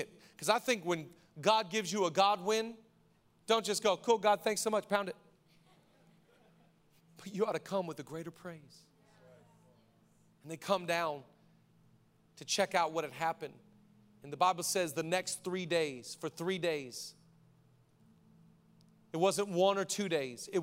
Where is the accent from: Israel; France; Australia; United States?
United States; Washington; now in Los Angeles, United States; I grew up in Washington